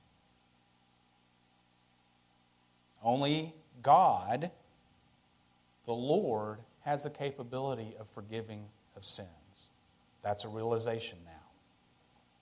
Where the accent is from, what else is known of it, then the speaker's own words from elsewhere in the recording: West Texas, United States; I'm from West Texas